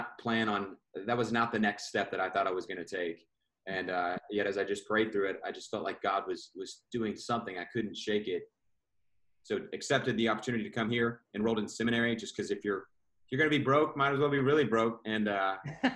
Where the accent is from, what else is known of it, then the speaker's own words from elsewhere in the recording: Houston, Texas, United States; moved away as an adult; now in Dallas, United States; I grew up in Houston, Texas, and was raised primarily by a single mom